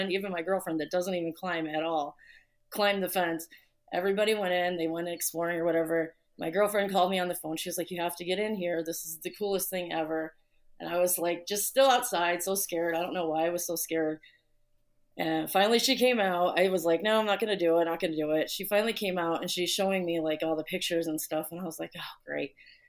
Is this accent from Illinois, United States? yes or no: yes; Chicago, Illinois, United States; from Chicago, obviously.